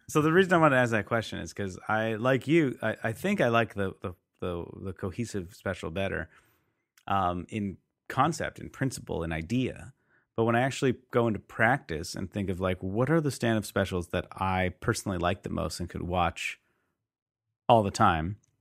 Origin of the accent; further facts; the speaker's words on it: Canada; we didn't talk too much about that in social studies in high school, you know, especially being Canadian